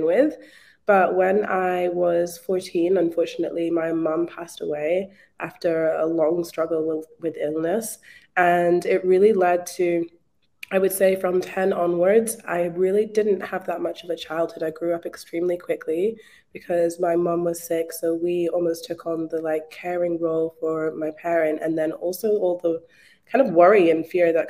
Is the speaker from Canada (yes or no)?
no; Scotland, United Kingdom; moved away as an adult; now in Melbourne, Australia; I'm actually from Scotland, but I moved to Australia in 2016.